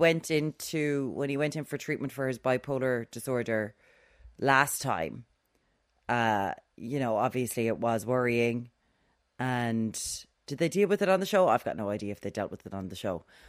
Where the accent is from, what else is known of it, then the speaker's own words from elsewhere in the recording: Ireland; We have a Celtic heritage here in this country